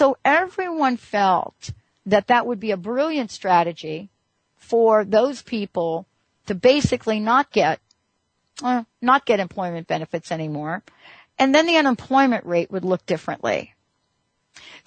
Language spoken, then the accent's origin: English; New York, United States; I grew up in New York